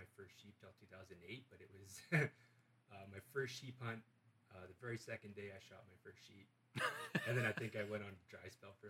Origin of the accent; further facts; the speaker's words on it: Fort St. John, British Columbia, Canada; moved away as an adult; now in Dawson Creek, Canada; born and raised Fort St. John. I lived there for 32 years. Just kind of grew it up outside. Out of town a little bit, and then my grandparents had a farm.